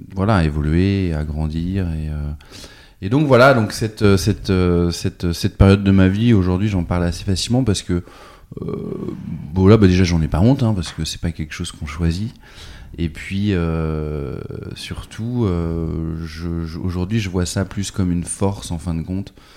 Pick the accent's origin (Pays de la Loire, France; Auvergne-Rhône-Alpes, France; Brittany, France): Pays de la Loire, France; Nantes; also born or lived in New York; je suis né à Nantes en 78